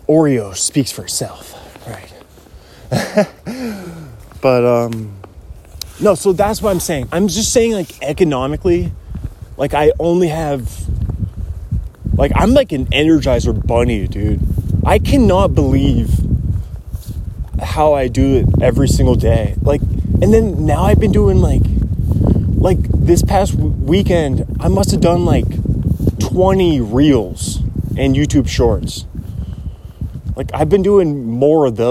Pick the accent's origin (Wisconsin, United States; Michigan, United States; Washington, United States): Washington, United States; Kirkland; I was born in 1993, Kirkland, Washington